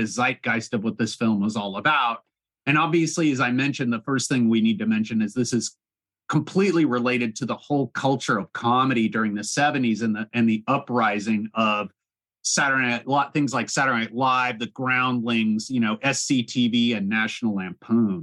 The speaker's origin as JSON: {"language": "English", "area": "Orange County", "region": "California", "country": "United States", "tie": "born or raised there", "said": "I grew up in Orange County"}